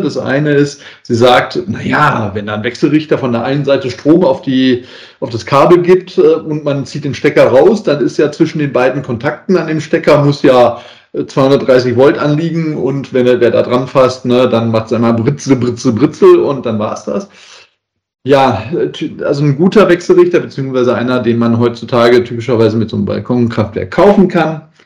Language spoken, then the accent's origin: German; Essen, North Rhine-Westphalia, Germany; now in Southern Germany; in meiner alten Heimatstadt äh, mal gegeben hat, ähm, also in Essen